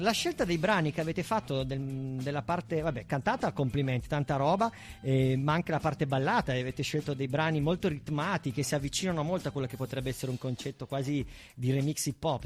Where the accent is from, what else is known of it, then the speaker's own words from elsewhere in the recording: Bra, Piedmont, Italy; io non sono di Alba, sono di Bra